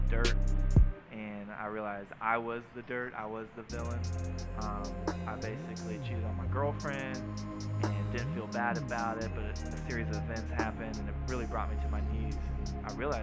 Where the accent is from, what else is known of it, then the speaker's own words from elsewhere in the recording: Jacksonville, Florida, United States; I grew up in Jacksonville, and if you can imagine going to a private school